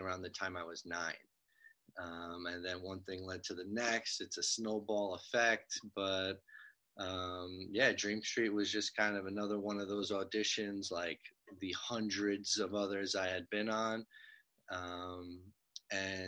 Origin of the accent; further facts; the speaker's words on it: New York City, New York, United States; also born or lived in Long Island; I grew up in Douglaston, which is just right on the border of Long Island and Queens